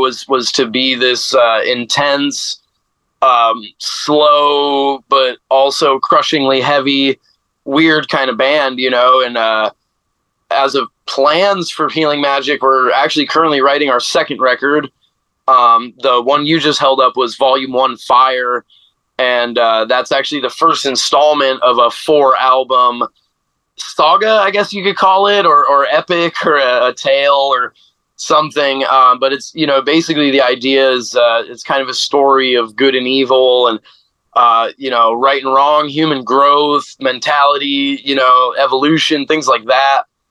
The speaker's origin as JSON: {"language": "English", "town": "Phoenix", "region": "Arizona", "country": "United States", "tie": "born or raised there", "said": "growing up in Phoenix"}